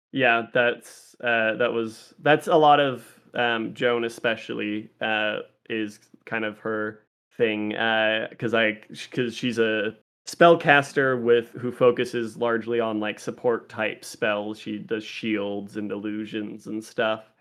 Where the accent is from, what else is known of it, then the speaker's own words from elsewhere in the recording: Las Vegas, Nevada, United States; Vegas is my hometown. I've lived in Vegas since I was eight years old, and I know this town better than I know any other.